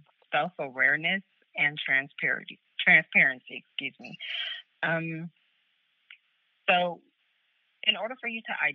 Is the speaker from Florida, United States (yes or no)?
yes; Florida, United States; also born or lived in California; now in Chicago, United States; I am currently a travel nurse in California. I'm out here contracted in California, but I'm from Florida. I met Daniel at church in Chicago where we both live.